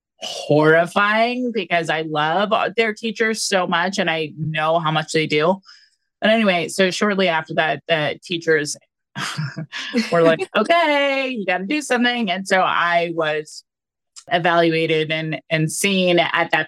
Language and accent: English; California, United States; I grew up in California all throughout my schooling